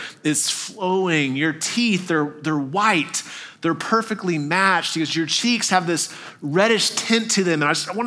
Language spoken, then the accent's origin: English; Texas, United States; also born or lived in Arkansas; now in Tennessee, United States; I grew up in Texas, a lot of deer around